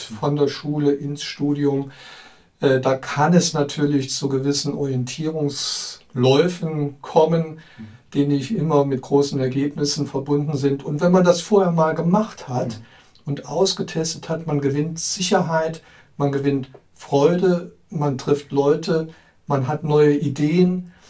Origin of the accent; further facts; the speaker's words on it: Trier, Rhineland-Palatinate, Germany; Ich bin gebürtiger Trierer